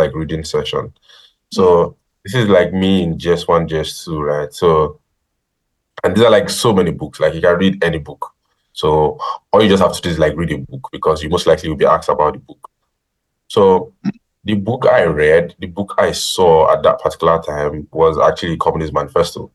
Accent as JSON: {"language": "English", "region": "Ogun State", "country": "Nigeria", "said": "I'm from Ogun State."}